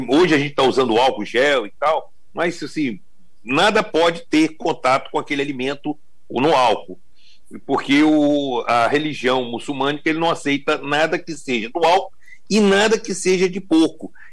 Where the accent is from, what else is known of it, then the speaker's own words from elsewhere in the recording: Espírito Santo, Brazil; born there; é, eu sou é, da Bahia, é, meus pais eram da Bahia, meus avós, mas eu já nasci no Espírito Santo.